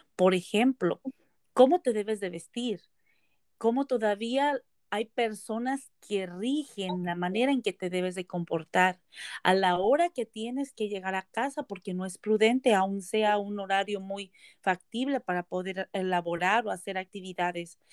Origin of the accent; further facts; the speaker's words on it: Nayarit, Mexico; moved away as an adult; now in Beaverton, United States; yo soy mexicana del estado de Nayarit, soy Cora, eh, llegué a Estados Unidos cuando me casé hace aproximadamente 23 años